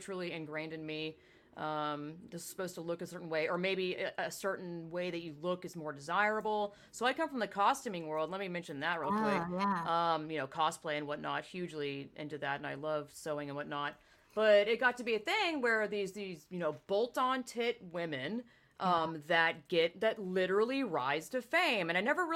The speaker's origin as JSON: {"language": "English", "region": "the South", "country": "United States", "tie": "born or raised there", "said": "me growing up in the South"}